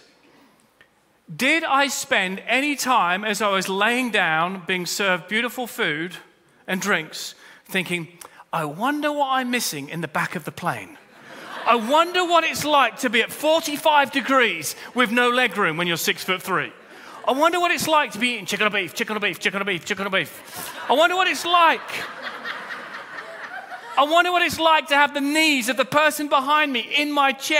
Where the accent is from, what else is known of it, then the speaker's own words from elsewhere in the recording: United Kingdom; We're British